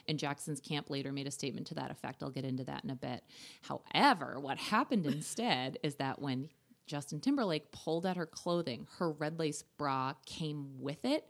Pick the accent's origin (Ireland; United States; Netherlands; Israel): Ireland; I'm Irish